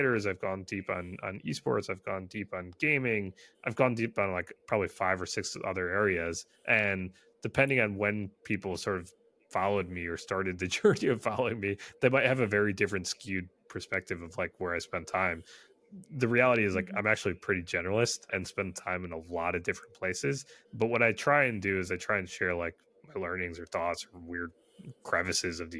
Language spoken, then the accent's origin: English; Michigan, United States; I was born and raised in Michigan, and you know, primarily do this job from Michigan